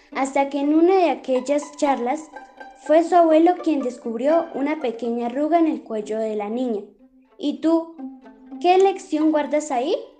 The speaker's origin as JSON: {"language": "Spanish", "town": "Lenguazaque", "region": "Cundinamarca", "country": "Colombia", "said": "soy del municipio de Lenguasaque"}